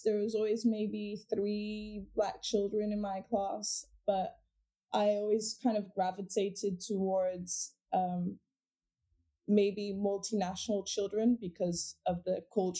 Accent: Portugal; So I was born and raised in Portugal. My mother is Dutch and my dad's Jamaican, and they were both living mm-hmm. in Portugal at the time.

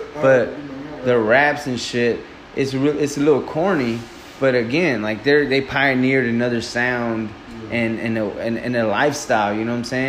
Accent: Houston, Texas, United States; Clearly, we're from Houston.

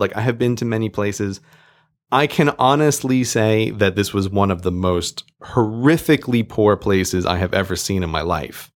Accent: United States; now in United Kingdom; I'm an American, I'm living in the U K

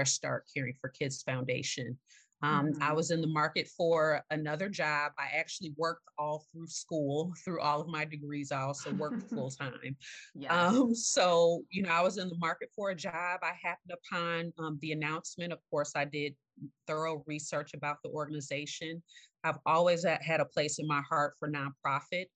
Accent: Evanston, Illinois, United States; also born or lived in Carbondale, Illinois / Chicago; my family and I moved to Evanston, Illinois, which is the suburb directly north of Chicago

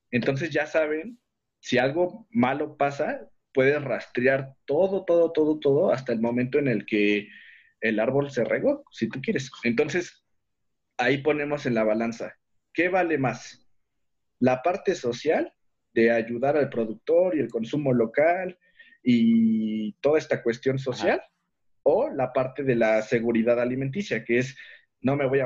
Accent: Xochimilco, Mexico City, Mexico; Digamos que yo soy de Xochimilco. Yo sí soy de Xochimilco.

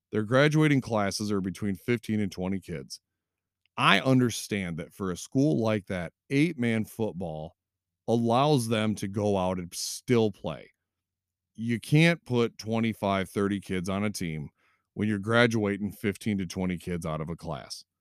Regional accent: Three Rivers, Michigan, United States; now in Constantine, United States; I am in Constantine now, but I grew up in Three Rivers

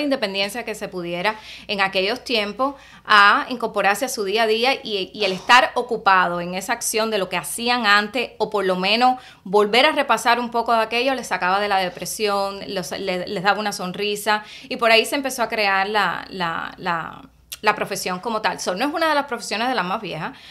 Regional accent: Cuba; moved away as an adult; now in Miami, United States; yo vine de Cuba y empecé en Miami Day. y ya tenía como 26 años at that time

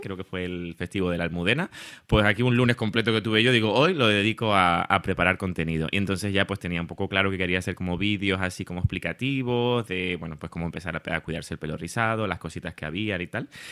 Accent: Tenerife, Canary Islands, Spain; accent: Canarian; moved away as an adult; now in Madrid, Spain; por mi acento ya habrán eh, descubierto que, bueno, soy canario, soy de Tenerife, aunque llevo ya 11 años en Madrid

